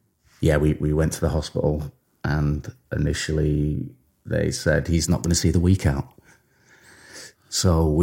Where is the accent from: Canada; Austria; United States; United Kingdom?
United Kingdom; Warrington, North West England; I grew up in Warrington